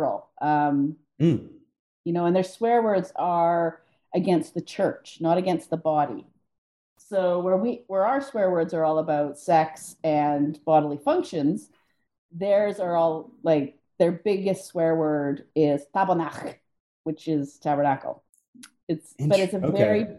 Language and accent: English; Canada; As a Canadian, I don't notice when I say